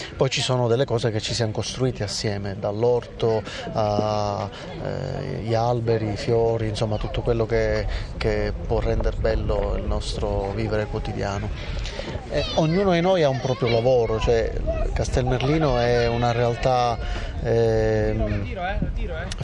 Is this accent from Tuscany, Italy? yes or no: no; Palermo, Sicily, Italy; moved away; io sono nato e cresciuto a Palermo